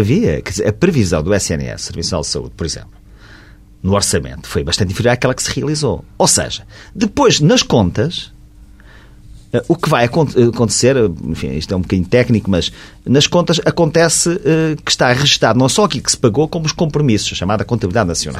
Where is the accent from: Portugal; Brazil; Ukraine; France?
Portugal; como português, como contribuinte